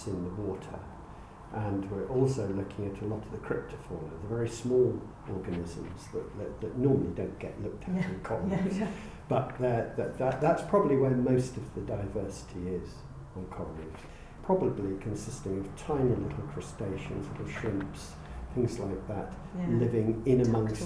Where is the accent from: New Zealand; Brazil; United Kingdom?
United Kingdom; Wales; I come from Wales